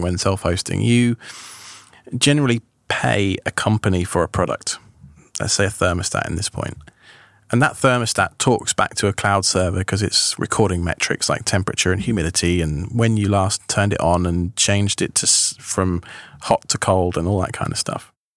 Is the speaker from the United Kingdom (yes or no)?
yes; England, United Kingdom; accent: British; moved away as an adult; also born or lived in Long Island, New York, United States; now in United States; I'd lived in England all my life, so far as, apart from when I was age three. Uh, all my life, so far as I can, I went to school there, I went to university there